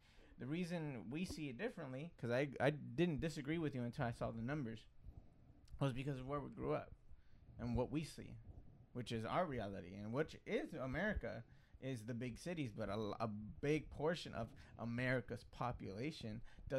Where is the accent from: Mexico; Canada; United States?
Mexico; Me being Mexican